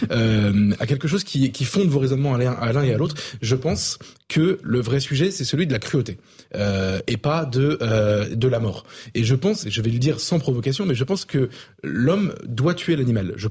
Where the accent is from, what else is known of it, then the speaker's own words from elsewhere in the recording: south of France, France; je viens pourtant du sud